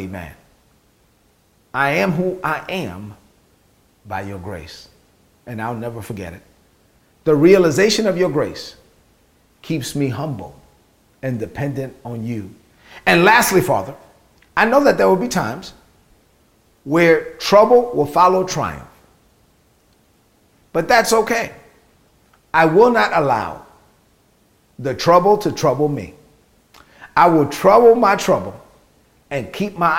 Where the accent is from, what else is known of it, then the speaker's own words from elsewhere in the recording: New York City, New York, United States; I'm from Brooklyn, so I just talk like I'm from Brooklyn